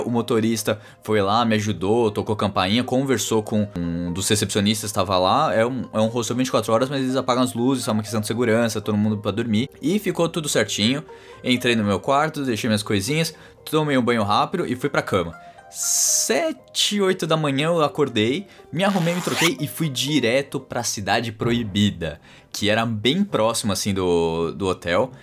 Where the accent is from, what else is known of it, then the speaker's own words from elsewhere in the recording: Brazil; sou do Brasil